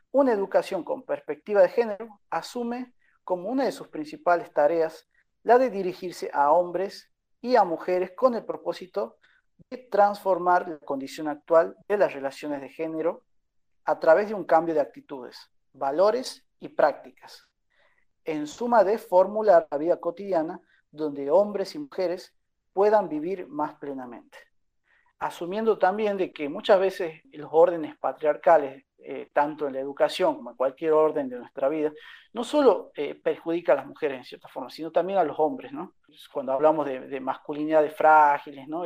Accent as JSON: {"language": "Spanish", "region": "Catamarca", "country": "Argentina", "said": "yo no soy de Tucumán, yo soy de Catamarca"}